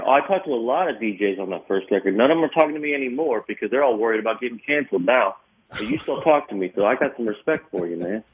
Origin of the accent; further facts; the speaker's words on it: Kentucky, United States; I'm from Kentucky.